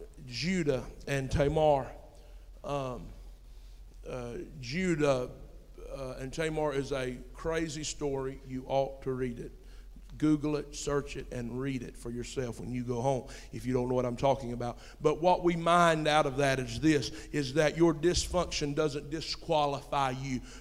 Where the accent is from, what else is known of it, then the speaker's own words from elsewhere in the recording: United States; I'm an American